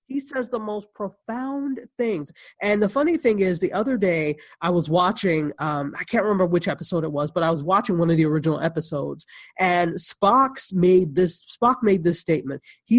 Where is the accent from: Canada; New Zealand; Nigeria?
Nigeria; And of course, I'm Nigerian, so she's half Nigerian.